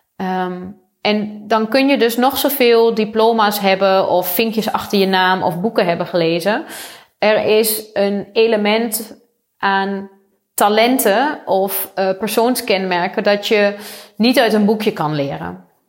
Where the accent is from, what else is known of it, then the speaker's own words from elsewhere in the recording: Achterhoek, Gelderland, Netherlands; ik kom zelf uit de Achterhoek. Ik ben opgegroeid op een boerderij